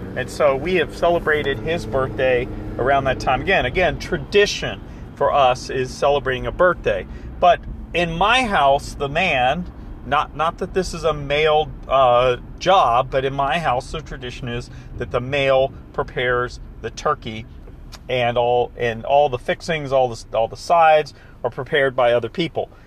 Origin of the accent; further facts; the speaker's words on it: the South, United States; I'm from the South, so we say fixings